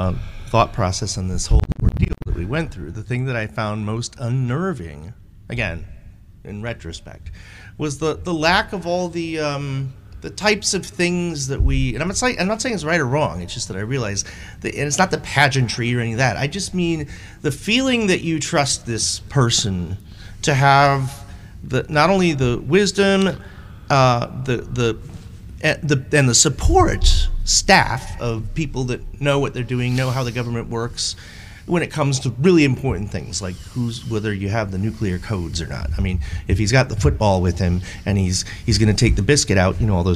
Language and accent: English; United States; I'm an American.